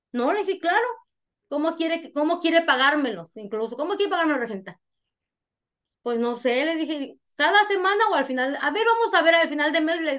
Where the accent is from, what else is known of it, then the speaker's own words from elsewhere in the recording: Honduras; yo no creo que me vine de Honduras por, por buena